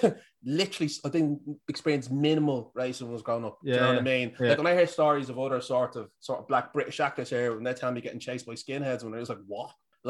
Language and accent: English; Dublin, Leinster, Ireland; accent: Irish; also born or lived in Tallaght / Ballyfermot; I lived in a few couple of places, like Ballyfermot. Inchicore was where I was born. And then we moved to Ballyfermot and Landon Road. And then we moved to St. Michael's Estate in Inchicore.